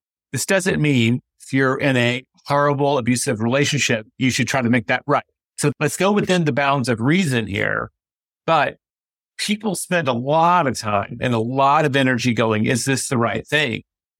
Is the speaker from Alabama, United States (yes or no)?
no; Memphis, Tennessee, United States; how the hell I'm a Mets fan when I grew up in Memphis, Tennessee?